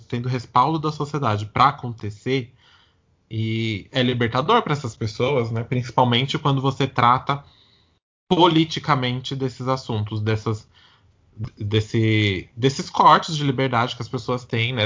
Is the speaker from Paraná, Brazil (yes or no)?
no; Santo André, São Paulo, Brazil; eu sou de Santo André, então assim, quando eu era menor, eu ia na Parada de Santo André